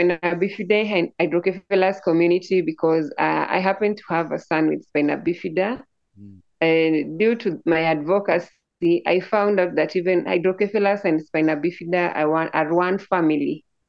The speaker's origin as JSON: {"language": "English", "region": "Nairobi", "country": "Kenya", "also_born_or_lived": "Homa Bay, South Nyanza, Kenya", "said": "I'm from Nairobi, Kenya, but where I call home is South Nyanza. That one is Homa Bay, another part of my tribe village."}